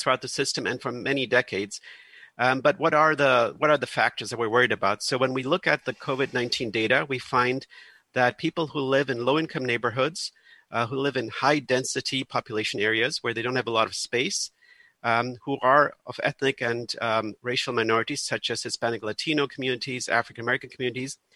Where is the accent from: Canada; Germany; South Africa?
Germany; now in United States; I'm originally from Germany, where it's very normal that in every neighborhood you live